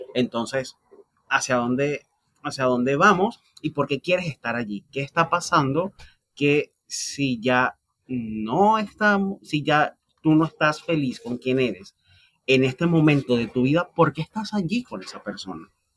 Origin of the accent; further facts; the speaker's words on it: Venezuela; los que somos venezolanos